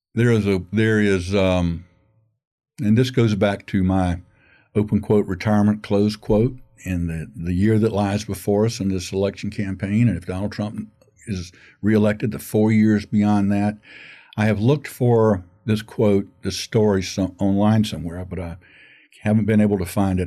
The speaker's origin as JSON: {"language": "English", "town": "Gainesville", "region": "Florida", "country": "United States", "tie": "born or raised there", "said": "I grew up in Gainesville, and I graduated from Gainesville High School"}